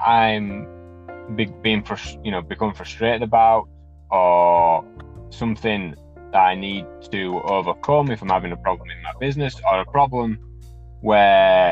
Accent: Wakefield, Yorkshire and the Humber, United Kingdom; I am from Wakefield in the United Kingdom

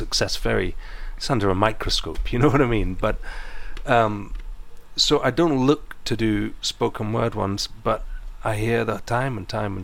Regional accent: East Neuk, Scotland, United Kingdom; I grew up here in the Eastnook.

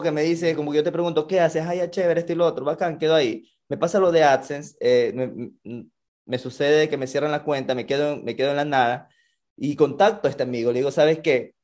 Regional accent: Ecuador; como buen latino que somos, como buen, buen ecuatoriano

